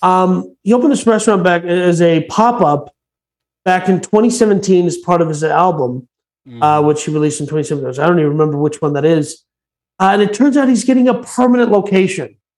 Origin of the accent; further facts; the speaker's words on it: St. Paul, Minnesota, United States; moved away; my former hometown of Minneapolis. Uh, technically, I'm from St. Paul.